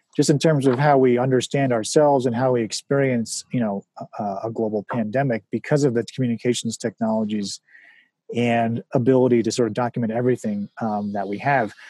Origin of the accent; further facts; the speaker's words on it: White Plains, New York, United States; White Plains is an amazing place to grow up. The schools were amazing